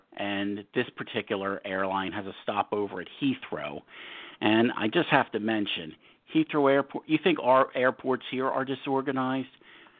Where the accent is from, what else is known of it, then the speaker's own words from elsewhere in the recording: United States; I was from America